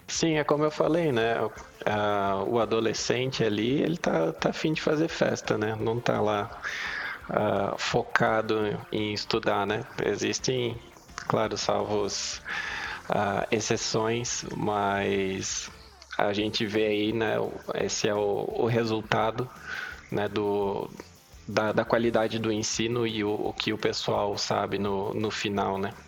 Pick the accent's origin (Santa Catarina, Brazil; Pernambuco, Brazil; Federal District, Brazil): Santa Catarina, Brazil; Blumenau; moved away as an adult; now in Lisbon, Portugal; eu sou natural de Blumenau, Santa Catarina. Moro aqui em Lisboa tem um ano e meio